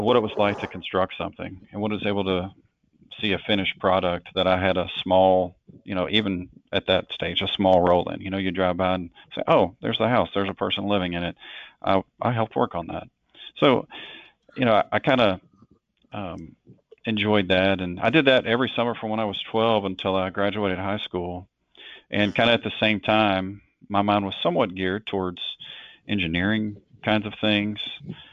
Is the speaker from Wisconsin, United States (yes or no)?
no; Hopkinsville, Kentucky, United States; I grew up in Western Kentucky in a city called Hopkinsville.